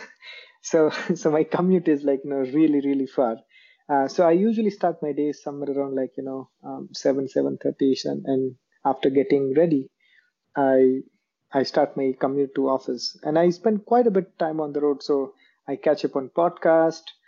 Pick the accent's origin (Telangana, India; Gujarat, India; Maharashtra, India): Gujarat, India; Jamnagar; moved away as an adult; now in Bangalore, India; I am originally from a place called Jamnagar um, in Gujarat, India.